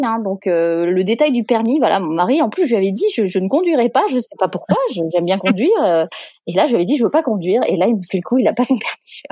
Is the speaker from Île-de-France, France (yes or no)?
no; Sanary-sur-Mer, Provence-Alpes-Côte d'Azur, France; moved away as an adult; now in San Diego, United States; je viens du sud de la France, donc euh, de Sanary-sur-Mer, qui est une toute petite ville de 15 000 habitants ah, environ, entre Marseille et Toulon.